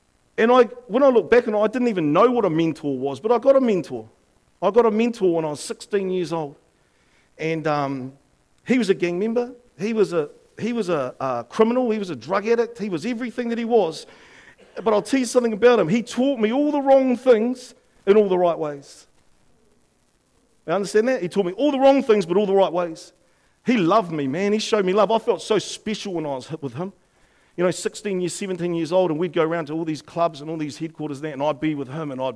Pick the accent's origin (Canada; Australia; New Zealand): New Zealand; our Prime Minister went over to Aussie to meet the new Prime Minister